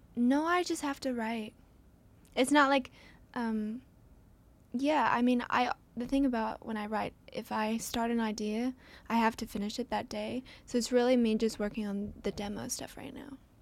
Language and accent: English; Franklin, Tennessee, United States; I grew up where, in Franklin